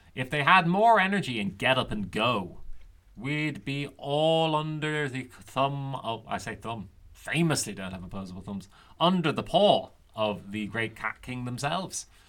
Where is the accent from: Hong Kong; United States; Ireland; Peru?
Ireland; the Irish have long loved puns. You can even see it in the old literature that we loved punning on names